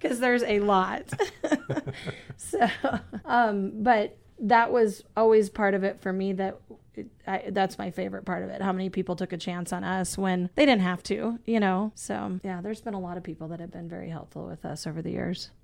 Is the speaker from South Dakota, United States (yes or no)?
yes; Isabel, South Dakota, United States; I am from North Central South Dakota, uh, actually the Isabel area. All of my family is from, uh, Eagle Butte area. So, uh, I was, you know, raised in, in that part of the woods.